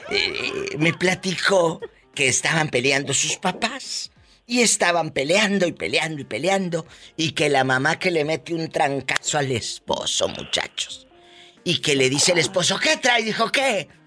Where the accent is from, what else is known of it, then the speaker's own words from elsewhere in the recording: Mexico; pero como somos los mexicanos